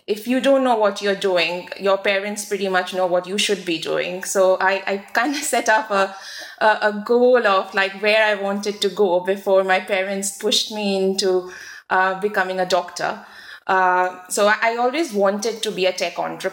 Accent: New Zealand; moved away as an adult; also born or lived in India / Cambridge, United Kingdom; I was born in India, grew up in New Zealand

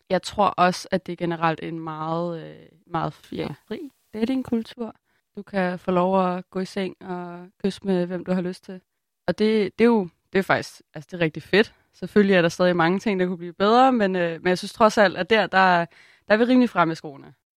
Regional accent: Copenhagen, Capital Region of Denmark, Denmark; Jeg er vokset op på Christiania i København.

